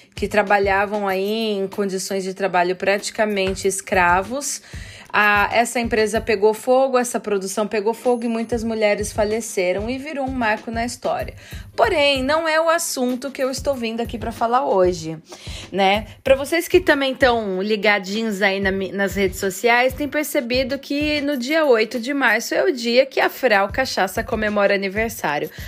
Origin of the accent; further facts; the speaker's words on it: interior of São Paulo, Brazil; moved away as an adult; now in Vienna, Austria; Eu sou do interior de São Paulo, porém eu vivo aqui em Viena há aproximadamente 15 anos.